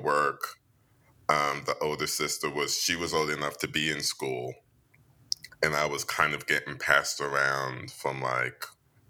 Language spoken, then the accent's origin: English; England, United Kingdom; Yeah, and it's always funny because when I say I come from England, no one actually hears you.